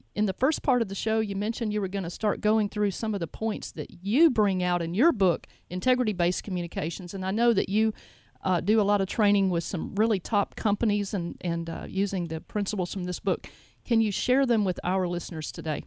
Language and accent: English; Jackson, Tennessee, United States; I'm from Jackson